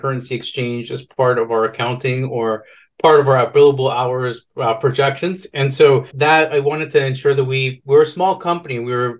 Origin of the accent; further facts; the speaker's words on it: Guatemala; And I'm Guatemalan, and so I was born in Guatemala.